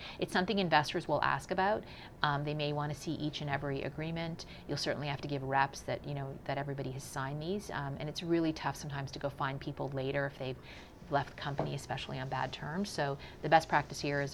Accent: Canada; moved away as an adult; also born or lived in Silicon Valley, United States / New York City, United States; I'm Canadian and just moved back to Canada a few months ago, but spent a large part of my career working in the U.S. technology world

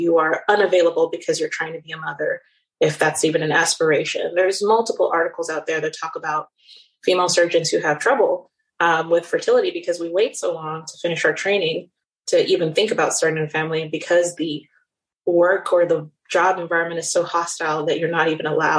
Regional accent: Nigeria; moved away as an adult; also born or lived in Netherlands; now in New York, United States; I came to the United States to go to college. I grew up in Nigeria and the Netherlands in Europe and went to Baylor University in Waco, Texas for undergrad

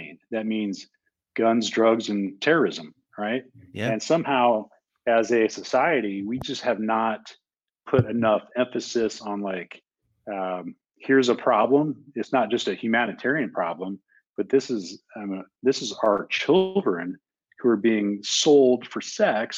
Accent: Montana, United States; my home state of Montana

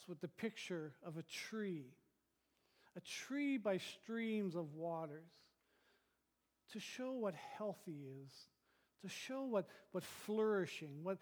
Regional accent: Thunder Bay, Ontario, Canada; moved away; I grew up in Northern Ontario, in Thunder Bay

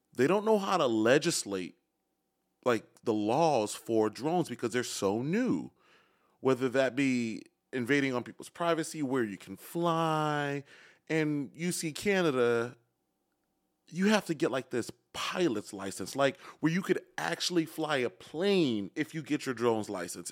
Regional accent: Chicago, Illinois, United States; moved away; born and raised in Chicago

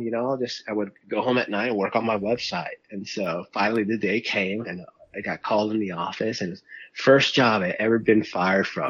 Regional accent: Miami, Florida, United States; growing up in South Florida and Miami

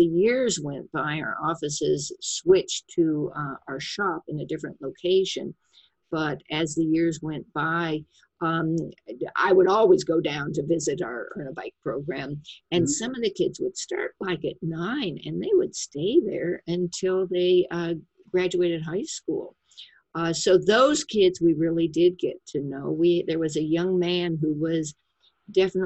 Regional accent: St. Louis, Missouri, United States; moved away; my hometown was St. Louis, and I went back to visit

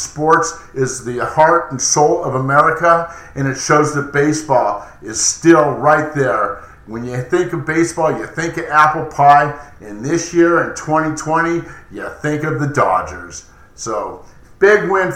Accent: Los Angeles, California, United States; Yes, I was born in Los Angeles. Yes, I was there as a child growing up.

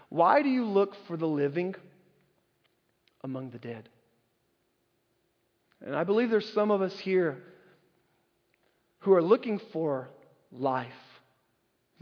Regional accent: North Carolina, United States; when I was a little boy growing up in North Carolina

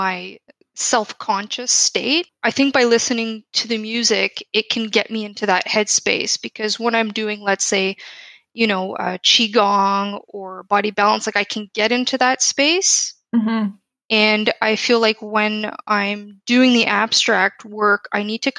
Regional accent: Toronto, Ontario, Canada; moved away as an adult; now in Paris, France; I'm originally from Toronto, Canada

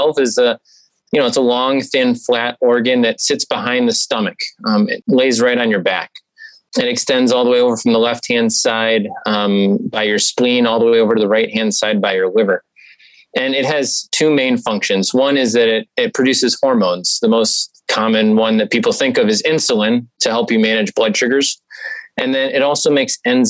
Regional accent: Okemos, Michigan, United States; moved away as an adult; also born or lived in Evanston, Illinois / Columbus, Ohio; now in Cleveland, United States; I grew up in Okemos, Michigan, a small town outside of East Lansing, Michigan State Territory

